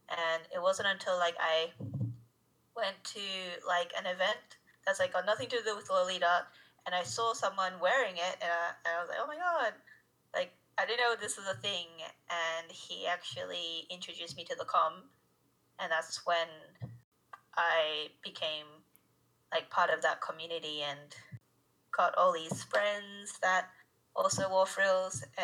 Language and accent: English; Japan; because I'm actually from Japan. So, like, when I go back to Japan to see my relatives and stuff